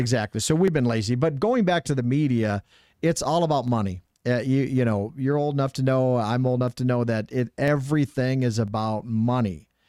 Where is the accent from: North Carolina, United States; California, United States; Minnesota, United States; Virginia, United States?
Minnesota, United States; moved away; I'm from Minnesota